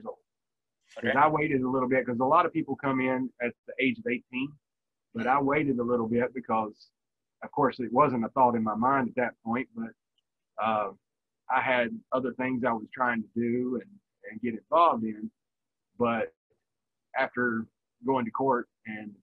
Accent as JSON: {"language": "English", "region": "Virginia", "country": "United States", "tie": "born or raised there", "also_born_or_lived": "Korea", "moved": "as an adult", "said": "I grew up in Virginia"}